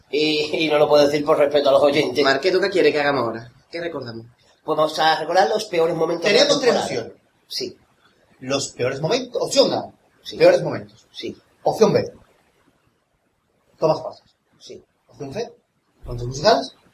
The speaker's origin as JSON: {"language": "Spanish", "town": "Cincinnati", "region": "Ohio", "country": "United States", "said": "Que no es que yo sea de paterna, y yo soy de Cincinnati."}